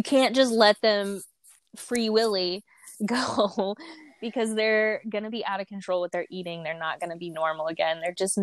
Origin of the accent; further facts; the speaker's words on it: rural area near Louisville, Kentucky, United States; I claim Louisville, Kentucky, because Louisville is like the big city nearby. I'm really from the sticks